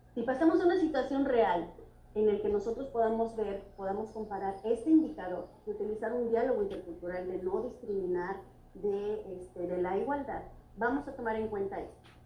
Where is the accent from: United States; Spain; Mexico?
Mexico; forman nuestra identidad como mexicanos